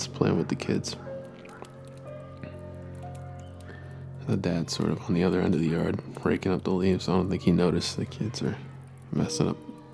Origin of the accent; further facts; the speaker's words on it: East Coast, United States; I grew up on the East Coast